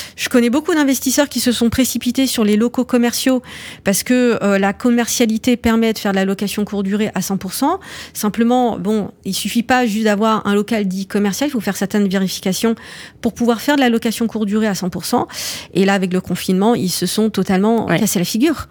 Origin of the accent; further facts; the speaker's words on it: France; mes parents ils sont arrivés dans les années 70. Euh, C'était la vague d'immigration euh, marocaine euh, et euh, pour le coup, je suis née en France